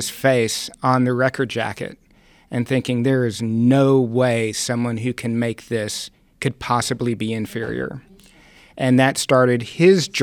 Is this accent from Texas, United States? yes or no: yes; Texas, United States; born or raised there